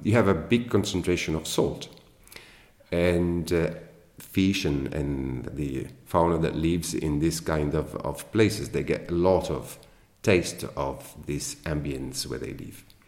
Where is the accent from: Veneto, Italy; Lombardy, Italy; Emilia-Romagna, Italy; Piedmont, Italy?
Veneto, Italy; Venice; I born in Venice and I grew up in Venice and I work in Venice and I live in Venice.